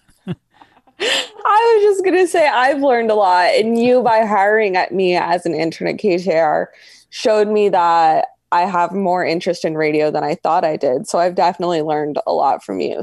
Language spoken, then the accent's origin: English; Reno, Nevada, United States; growing up in Reno, like, you're, I was always around the casino